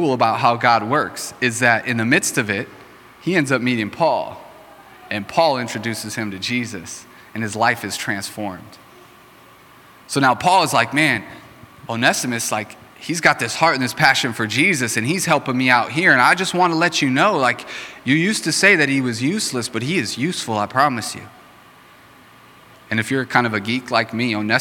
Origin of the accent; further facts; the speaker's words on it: Racine, Wisconsin, United States; I grew up in Racine